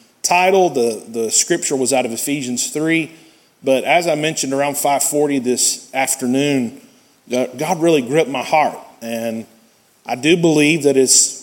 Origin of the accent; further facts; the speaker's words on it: United States; us being American Christians